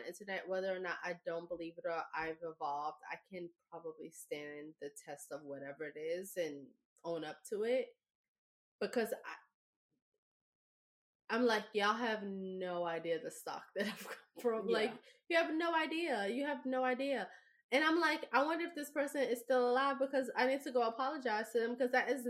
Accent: New York, United States; I mean, being a New Yorker, it was part of our

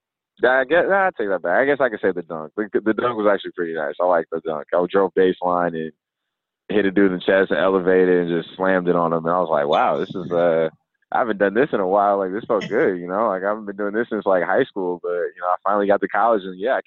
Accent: California, United States; I'm from California.

